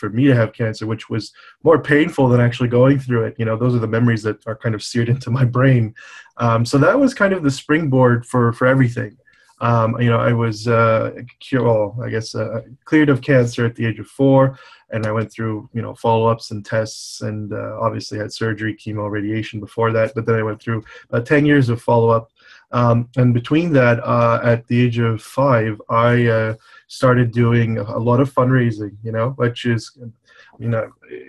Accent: Montreal, Quebec, Canada; I was born in Montreal, Canada

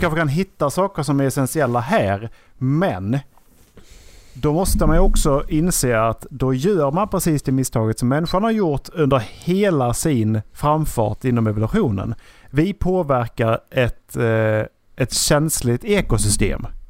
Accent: Sweden; Vi har haft och, turen att bli födda i Sverige

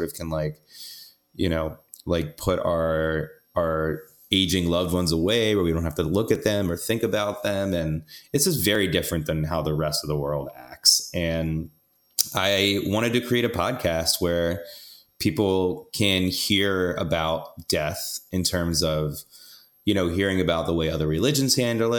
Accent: the South, United States; now in New York City, United States; I'm from the South, so I like generally like going home and arguing about politics

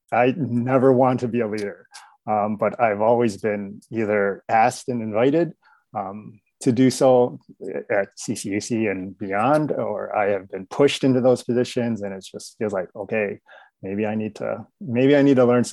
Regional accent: Chicago, Illinois, United States; now in Roseville, United States; I was born and raised in Chicago

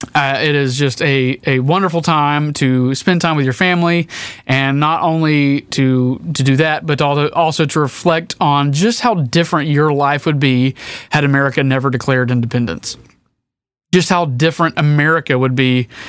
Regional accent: United States; we as American citizens

